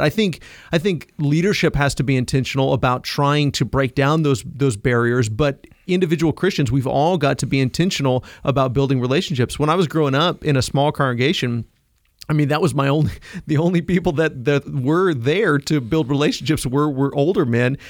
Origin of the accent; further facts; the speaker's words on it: Kansas, United States; I come from Kansas